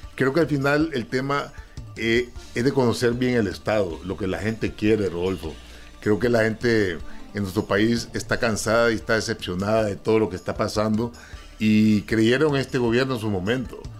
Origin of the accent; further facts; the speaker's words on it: Honduras; nosotros como hondureños